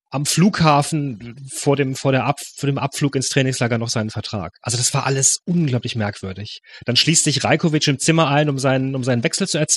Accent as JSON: {"language": "German", "town": "Freiburg", "region": "Baden-Württemberg", "country": "Germany", "said": "aber ich kenne Höhen natürlich als Freiburger"}